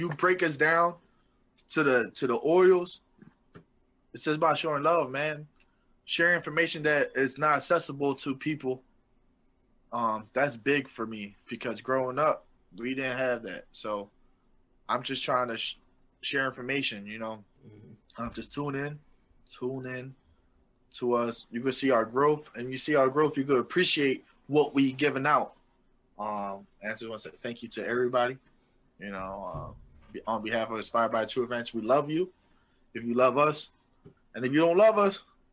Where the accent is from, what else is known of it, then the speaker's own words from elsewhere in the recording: Philadelphia, Pennsylvania, United States; I'm from Philly